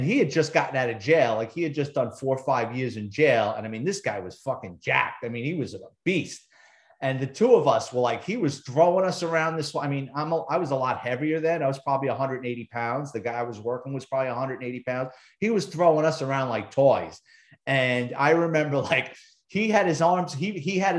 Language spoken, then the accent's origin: English; New York City, New York, United States; moved away as an adult; now in Branson, United States; I'm a city kid. I was born and raised in the Bronx